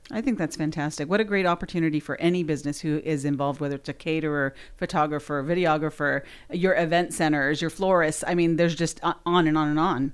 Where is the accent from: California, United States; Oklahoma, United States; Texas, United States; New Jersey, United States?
California, United States; Southern; moved away; I'm from Southern California originally